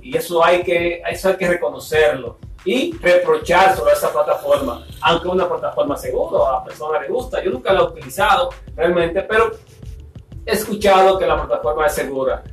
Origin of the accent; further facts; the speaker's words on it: Dominican Republic; aquí en mi país, República Dominicana